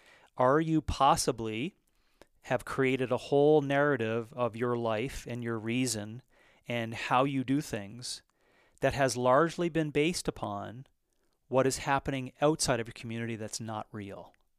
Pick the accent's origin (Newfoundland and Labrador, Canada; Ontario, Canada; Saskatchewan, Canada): Newfoundland and Labrador, Canada; I was from Western Labrador in an eastern province of Canada, Newfoundland, Labrador, and we used to have a paper that I used to deliver.